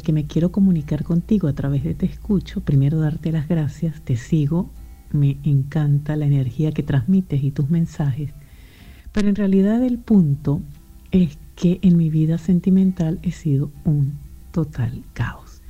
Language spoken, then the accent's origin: Spanish; Venezuela; moved away; also born or lived in Europe; venezolana, emigrante, vivo en Europa.